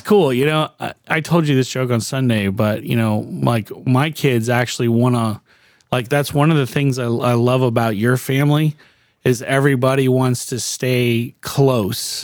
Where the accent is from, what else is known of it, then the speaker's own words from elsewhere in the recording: Miami, Florida, United States; also born or lived in Lake Mary, Florida; I grew up in Miami, and I was there until I was a junior in high school